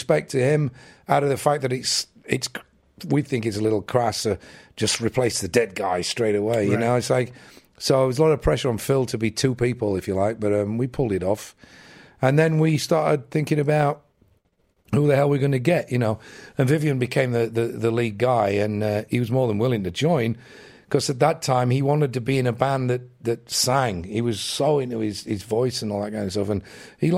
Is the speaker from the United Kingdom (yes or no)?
yes; England, United Kingdom; as an English kid